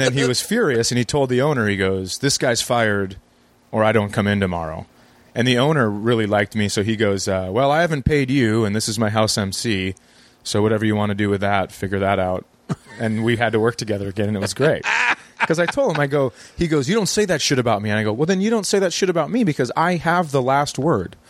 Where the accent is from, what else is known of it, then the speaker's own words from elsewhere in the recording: Fergus Falls, Minnesota, United States; I live in my hometown. I moved my kids back so they could be closer to uh, my wife and I grew up in the same town